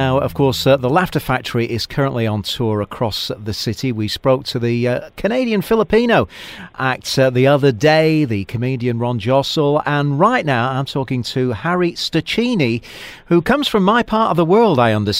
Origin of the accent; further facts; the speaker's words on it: Shaw, North West England, United Kingdom; moved away; Well, I'm a Mancunian. I'm from a little village called Shaw, which is part of Greater Manchester.